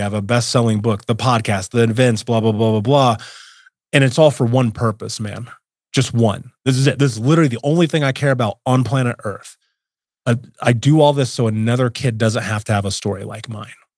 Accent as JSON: {"language": "English", "town": "Indianapolis", "region": "Indiana", "country": "United States", "tie": "born or raised there", "said": "I grew up in Indianapolis, in America, in the nineties, well, eighties and nineties."}